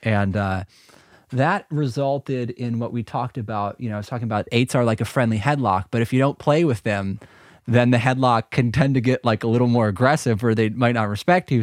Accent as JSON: {"language": "English", "town": "Milwaukee", "region": "Wisconsin", "country": "United States", "said": "we're from Milwaukee"}